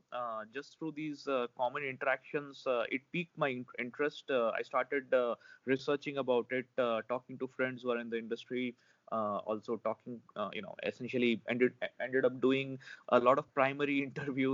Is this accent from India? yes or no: yes; India; as an Indian, and especially myself, having been, you know, technically been born and brought up within the umbrella of the Indian Space Agency